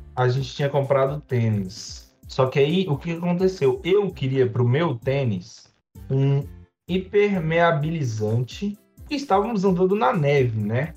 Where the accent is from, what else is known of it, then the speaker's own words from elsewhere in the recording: Brazil; E eu sou, eu sou do Brasil, eu sou pobre